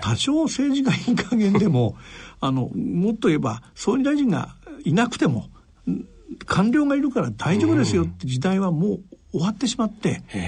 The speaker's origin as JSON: {"language": "Japanese", "town": "Yokohama", "region": "Kanagawa", "country": "Japan", "tie": "born or raised there", "said": "僕は横浜です"}